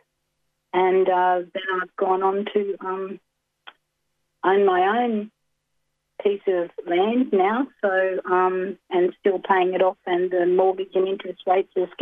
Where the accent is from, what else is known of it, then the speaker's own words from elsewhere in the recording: Glen Innes, New South Wales, Australia; also born or lived in Dhungutti country; Then we moved to Glen Innes, and my dad built the second house that he built, and that was before the 67 referendum. So I grew up in a town where we, as an Aboriginal family, lived and owned our own house.